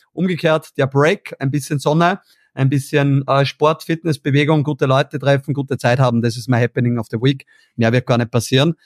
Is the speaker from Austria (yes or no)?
yes; Austria; bei uns in Österreich